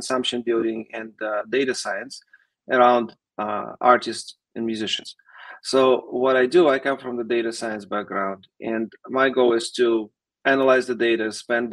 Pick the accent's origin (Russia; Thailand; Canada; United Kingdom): Russia; English is a second language; moved away as an adult; now in United States; I came from Russia